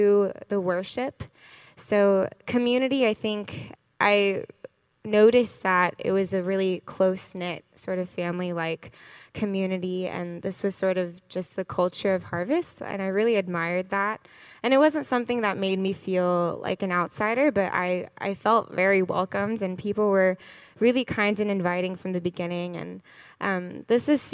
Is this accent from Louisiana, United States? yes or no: no; Gainesville, Florida, United States; moved away; I'm originally from Gainesville, Florida.